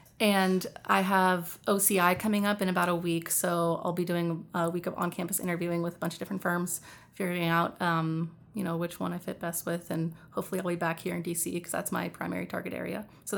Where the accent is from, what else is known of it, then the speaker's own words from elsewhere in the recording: California, United States; Well, I'm from California